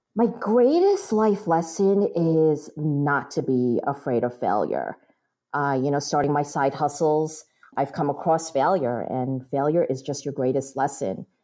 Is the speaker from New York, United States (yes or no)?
yes; New York, United States; I was born and raised in New York